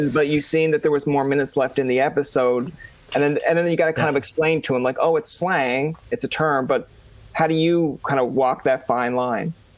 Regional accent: Newfoundland and Labrador, Canada; I'm a Newfoundlander myself

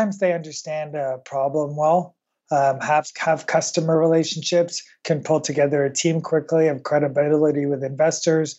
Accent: Canada; I grew up in Canada, which, you know, a little bit like Australia

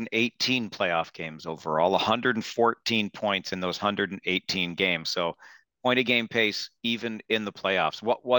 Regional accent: Southern Ontario, Canada; I grew up in Southern Ontario

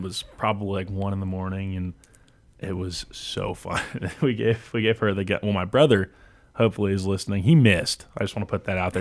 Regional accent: Houston, Texas, United States; moved away; I'm from Houston

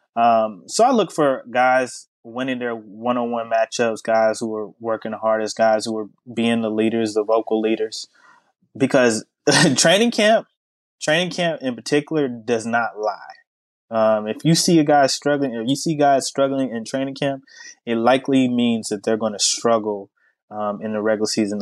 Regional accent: Charlotte, North Carolina, United States; moved away as an adult; also born or lived in Durham, North Carolina / Raleigh, North Carolina; now in Houston, United States; I'm from Charlotte, North Carolina, originally uh, born and raised.

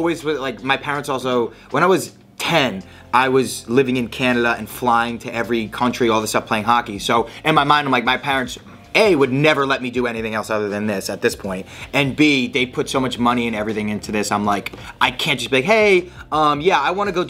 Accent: Providence, Rhode Island, United States; I grew up in Rhode Island. Providence, Rhode Island.

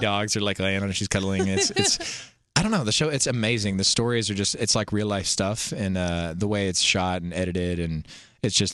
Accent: Pittsburgh, Pennsylvania, United States; I'm from Pittsburgh

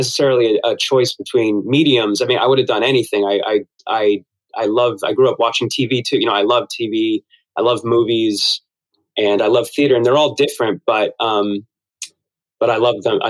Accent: Ridgewood, New Jersey, United States; I grew up in New Jersey, so we weren't that far from the city

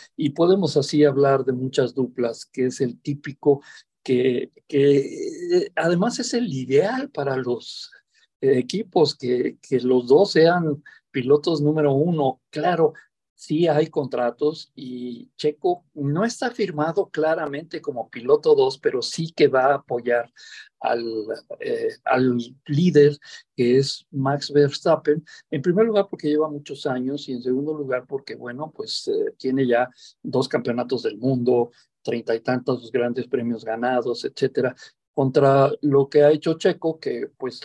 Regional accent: Mexico

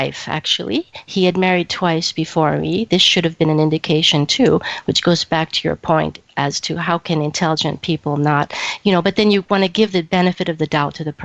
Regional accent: Champaign, Illinois, United States; moved away as an adult; also born or lived in Greece; now in Toronto, Canada; I met Michael at a junior college in Champaign, Illinois, which is my hometown

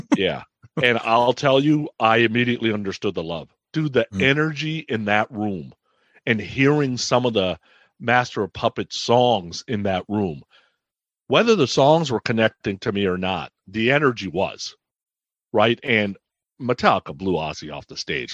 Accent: Bay Area, California, United States; I grew up in the Bay Area, went to high school in the Bay Area

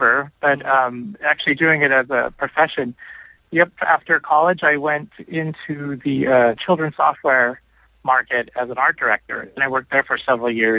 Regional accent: San Jose, California, United States; moved away as an adult; now in Sacramento, United States; I'm originally from San Jose, California, Silicon Valley area

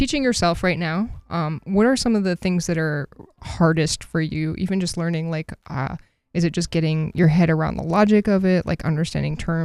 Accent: Boston, Massachusetts, United States; moved away; I'm from the Boston area

